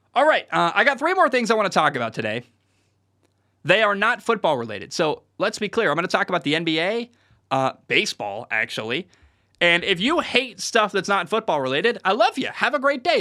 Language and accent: English; Portland, Oregon, United States; moved away; I grew up in Portland